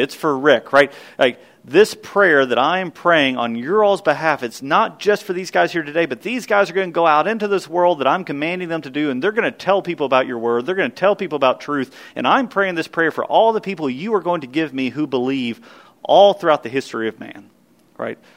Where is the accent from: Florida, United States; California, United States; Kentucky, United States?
Kentucky, United States; the little little church I grew up in in Kentucky